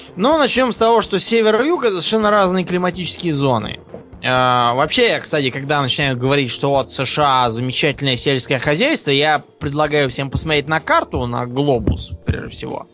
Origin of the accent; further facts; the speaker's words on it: Russia; у нас, например, в России